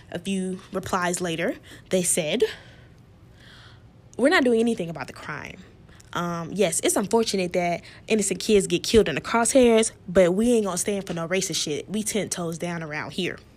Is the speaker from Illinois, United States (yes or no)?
yes; Chicago, Illinois, United States; Because I'm from Chicago. We don't play that racist shit around here.